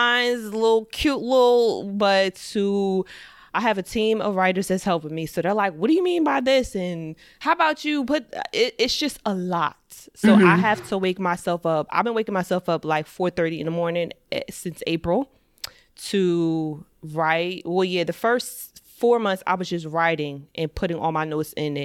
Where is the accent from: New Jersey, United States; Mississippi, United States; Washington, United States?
New Jersey, United States; suburbs of; I'm from the suburbs of New Jersey. I've never lived in New York